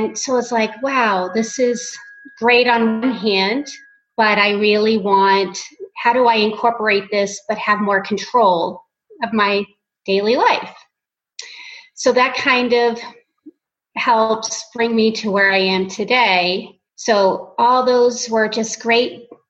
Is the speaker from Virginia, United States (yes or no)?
no; Portland, Maine, United States; moved away as an adult; now in Phoenix, United States; I grew up in Portland, Maine